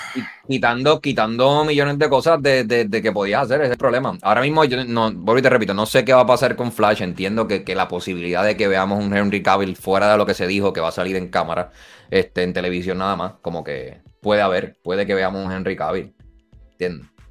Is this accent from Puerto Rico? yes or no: yes; Puerto Rico; Nosotros nacimos en Puerto Rico